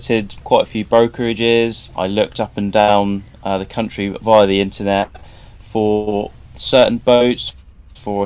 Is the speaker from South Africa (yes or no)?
no; Southampton, South East England, United Kingdom; I'm from Southampton, where I've lived and worked all